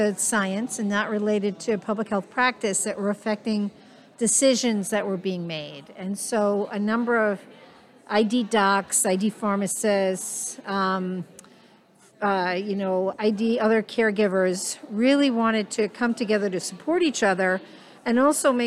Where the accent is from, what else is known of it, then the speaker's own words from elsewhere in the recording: New York, United States; now in Nebraska, United States; I'm a New Yorker, so I use kibitz as a term from time to time